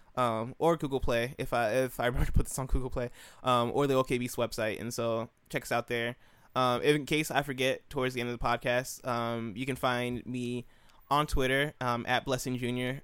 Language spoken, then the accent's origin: English; Illinois, United States; I grew up in Illinois, uh, two hours away from Chicago